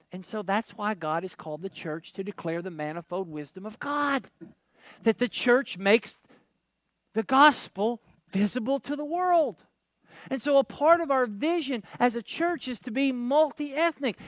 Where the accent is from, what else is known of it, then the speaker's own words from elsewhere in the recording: Kentucky, United States; not that I'm from Kentucky